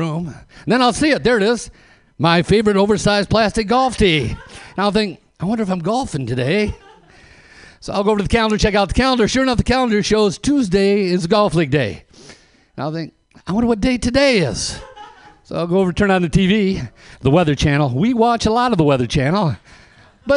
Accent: Flint, Michigan, United States; I'm from Flint, Michigan

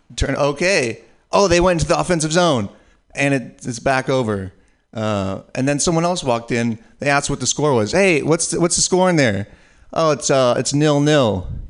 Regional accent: San Francisco Bay Area, California, United States; me being from the San Francisco Bay Area

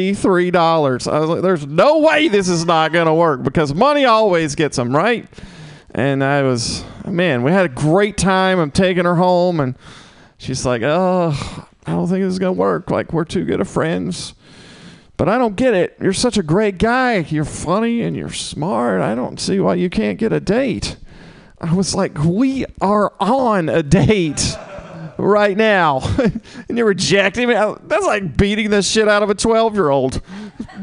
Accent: Mississippi, United States; moved away; I'm from Mississippi originally

